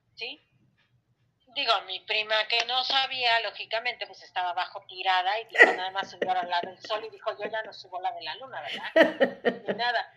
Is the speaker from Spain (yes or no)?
no; Mexico; Nosotros como mexicanos